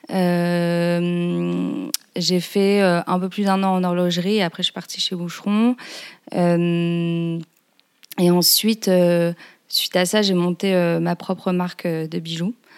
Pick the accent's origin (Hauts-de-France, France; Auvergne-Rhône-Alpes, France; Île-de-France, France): Hauts-de-France, France; Lille; moved away as an adult; now in Paris, France; Je suis originaire de Lille, j'habite à Paris depuis quelques années maintenant.